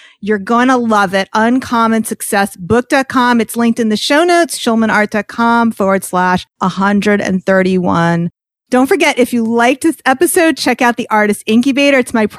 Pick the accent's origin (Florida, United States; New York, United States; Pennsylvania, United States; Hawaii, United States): New York, United States; I'm a New Yorker.